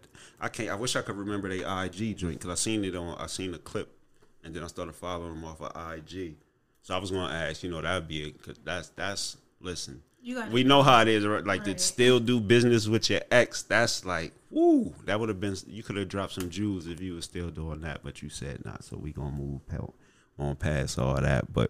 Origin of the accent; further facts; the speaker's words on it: Harrisburg, Pennsylvania, United States; I'm from Harrisburg High